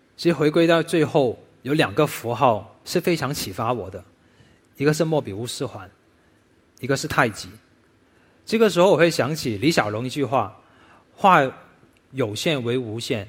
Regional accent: Foshan, Guangdong, China; 喜事文化是我家乡佛山顺德的一个，呃，很重要的传统文化

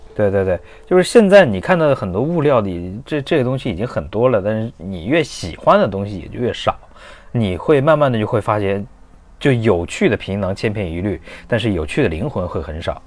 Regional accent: Hunan, China; moved away; 因为我们湖南那边的话特别严，包， 像高中啊、初中， 初中松一点儿，高中我们那边是封闭式教育

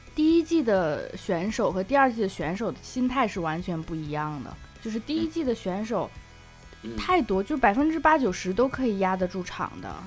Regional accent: northern China, China; moved away; 虽然我是从北方来的

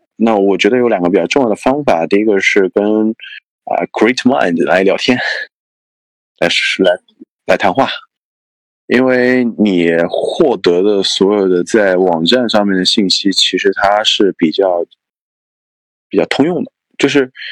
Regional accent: Anhui, China; 我是安徽人嘛，所以我们都，都是不分的

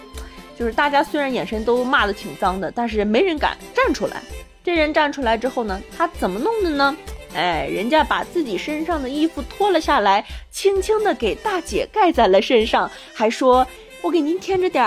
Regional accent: Harbin, Heilongjiang, China; 前几年呢，我觉得这个我们老家的这个温度真的是比现在还要更低，也不知道小的时候是怎么过的啊。然后最近这个哈尔滨冰雪大世界真的是特别特别的火

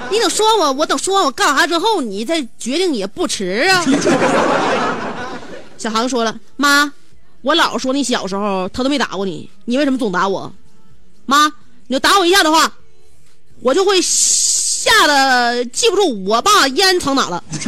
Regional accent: Northeast China, China; 我们东北人，我认为这种飒爽的性格太招人爱戴了

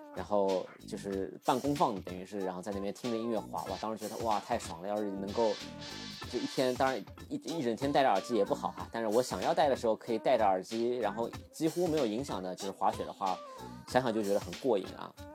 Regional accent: Shikumen, Shanghai, China; 因为自己小时候也是在石库门长大 然后拆迁之后搬出来的

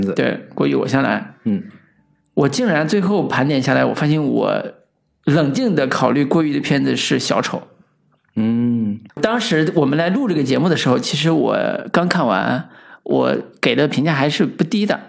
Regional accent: Henan, China; 我们河南方言这个本土环境里边儿

